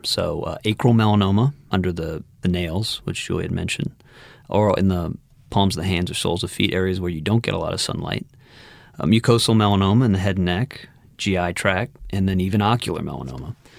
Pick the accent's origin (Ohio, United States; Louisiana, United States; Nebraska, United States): Louisiana, United States; Metairie; also born or lived in Houston; I'm also a New Orleans native. I was born and raised in Metairie.